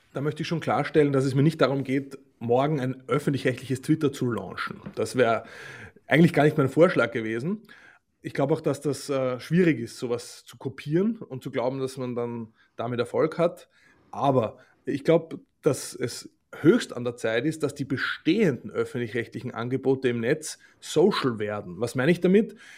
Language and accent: German; Austria; moved away; also born or lived in Germany; als Österreicher, der in Deutschland in Rundfunkgremien tätig ist